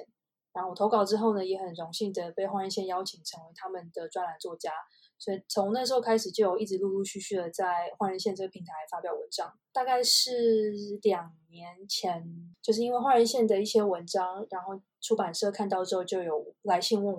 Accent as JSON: {"language": "Chinese", "country": "China", "tie": "born or raised there", "lives_now": "Netherlands", "said": "所以我们是全家一起跟爸妈一起到中国居住。然后我是在那边算是长大的吧，大学在中国读。"}